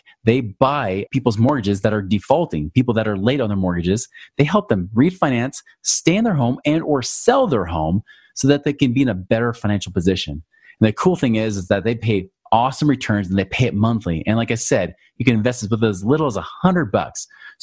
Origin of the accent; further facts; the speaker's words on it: Oregon, United States; now in Utah, United States; my home state, Oregon